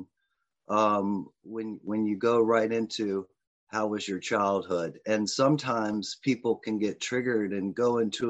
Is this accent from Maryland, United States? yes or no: no; Richmond, Virginia, United States; was raised in a middle class home, from the West End of Richmond with all the privilege available as a white male growing up in America.